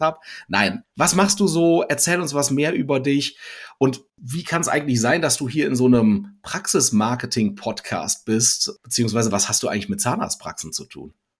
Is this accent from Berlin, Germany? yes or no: no; North Rhine-Westphalia, Germany; hier als alter NRWler